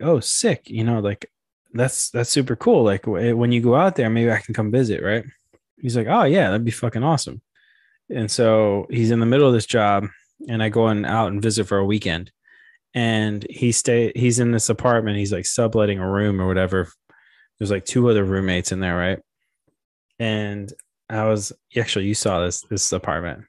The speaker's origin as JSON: {"language": "English", "town": "Memphis", "region": "Tennessee", "country": "United States", "said": "I'm a skateboarder from Memphis."}